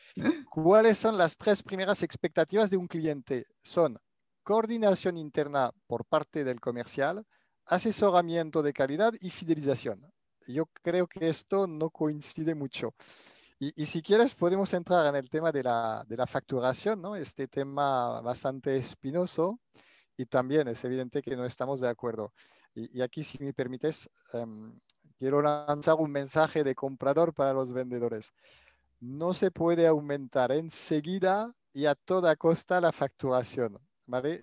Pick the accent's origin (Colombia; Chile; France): France; accent: French; Spanish is a second language; moved away as an adult; now in Barcelona, Spain; mi acento francés. He pasado la mitad de mi vida eh, en Francia hasta finalizar mis estudios y después empecé a, trabajar en compras en Barcelona y desde entonces me, me quedé.